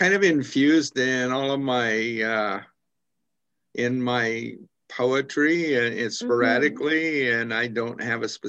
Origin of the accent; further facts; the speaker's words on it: United States; moved away as an adult; now in Kingston, Canada; I'm from the States originally